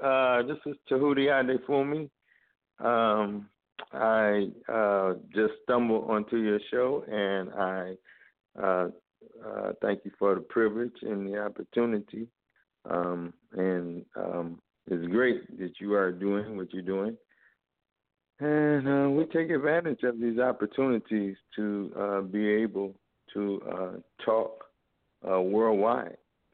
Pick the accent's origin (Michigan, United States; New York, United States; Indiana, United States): Michigan, United States; Detroit; now in South Carolina, United States; I grew up here in America, in Detroit, Michigan. I grew up in a Christian church, actually.